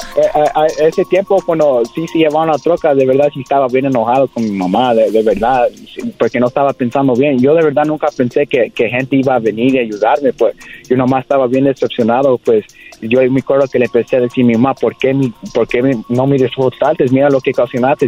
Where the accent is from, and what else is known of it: Whittier, California, United States; born or raised there